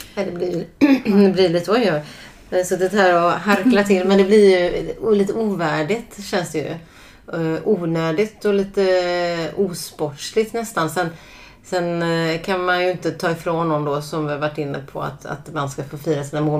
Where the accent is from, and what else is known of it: Sweden